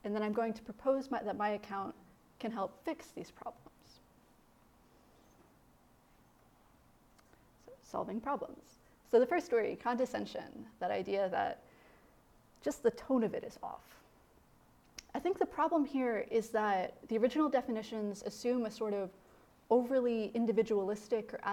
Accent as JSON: {"language": "English", "region": "Indiana", "country": "United States", "tie": "born or raised there", "moved": "yes", "said": "growing up in Midwestern Indiana"}